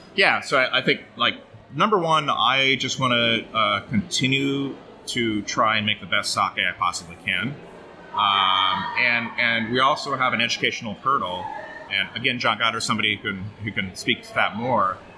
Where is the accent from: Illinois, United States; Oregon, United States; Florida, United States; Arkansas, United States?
Oregon, United States; moved away as an adult; also born or lived in Portland, Oregon; now in Brooklyn, United States; I grew up in Oregon mostly